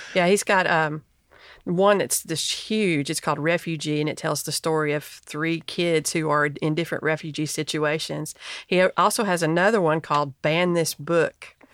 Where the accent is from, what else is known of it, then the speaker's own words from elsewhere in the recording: Knoxville, Tennessee, United States; I'm from Knoxville.